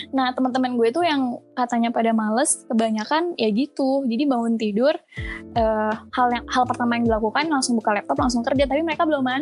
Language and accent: Indonesian; Bandung, West Java, Indonesia; now in Jakarta, Indonesia; karena kan uh, gue sebenarnya asal Bandung.